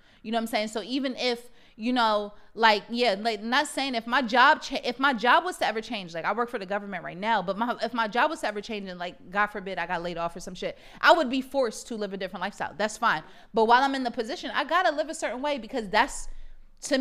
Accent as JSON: {"language": "English", "area": "Montgomery County", "region": "Maryland", "country": "United States", "tie": "born or raised there", "also_born_or_lived": "Connecticut", "said": "I did grow up in Montgomery County."}